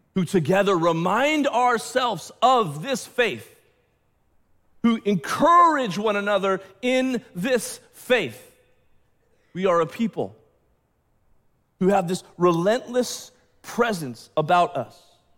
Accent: United States; I'm an American, I'm a Western, Westerner

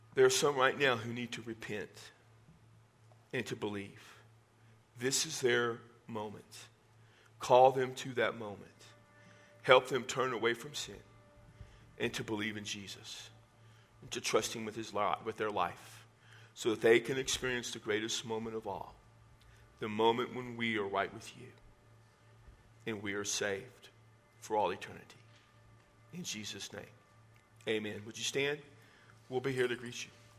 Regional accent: Texas, United States; I'm from Texas

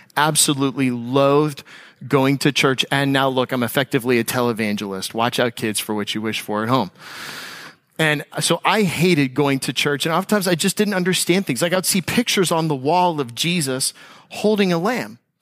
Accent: United States; as an American

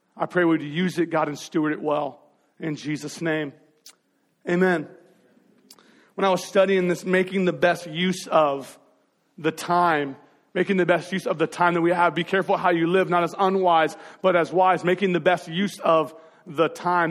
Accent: Marysville, Washington, United States; we grew up in North Marysville over by that sad Albertsons that's no longer there anymore.

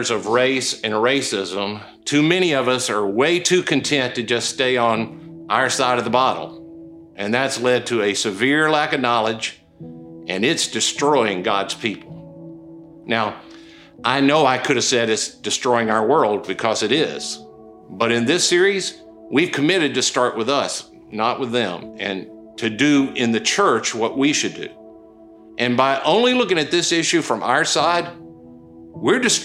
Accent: Okolona, Mississippi, United States; moved away; I was born in Okolona, Mississippi

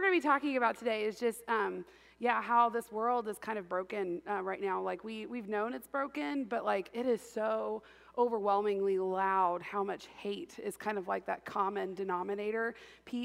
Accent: Indiana, United States; I grew up in Indiana

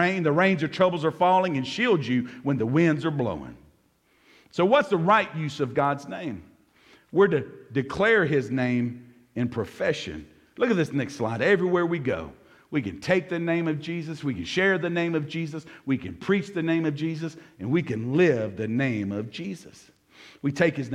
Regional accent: Jackson, United States; growing up in South Jackson, my mama used to send me to the store to buy her cigarettes.

